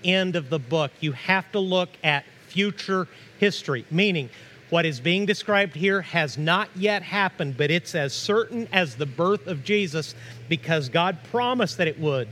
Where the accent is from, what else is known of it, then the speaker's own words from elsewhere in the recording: Mexico; also born or lived in Tahlequah, Oklahoma (ancestry); now in United States; I'm an American citizen, but I feel Mexican on the inside because I grew up in Mexico.